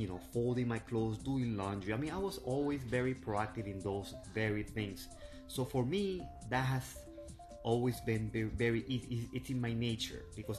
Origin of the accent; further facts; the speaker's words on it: Venezuela; now in Miami, United States; I am from Miami, and I am originally from Venezuela